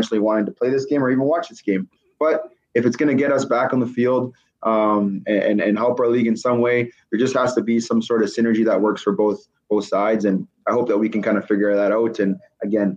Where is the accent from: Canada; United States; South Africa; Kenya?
Canada; being a Canadian running back from a junior program